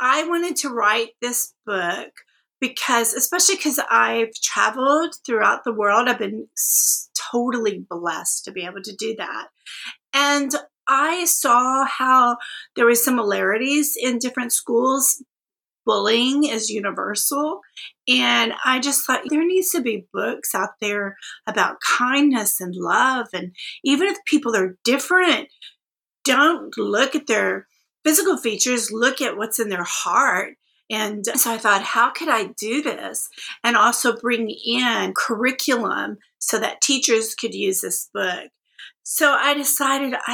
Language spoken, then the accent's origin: English; Austin, Texas, United States; also born or lived in Tulsa, Oklahoma; I'm from Austin, but I was born in Tulsa, Oklahoma. And my parents, we moved here when I was about 18 months